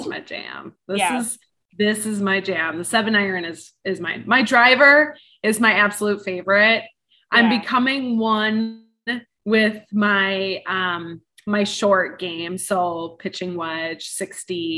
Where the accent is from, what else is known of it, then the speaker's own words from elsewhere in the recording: Wisconsin, United States; also born or lived in Woodbury, Minnesota; now in Edina, United States; Wisconsin, my home state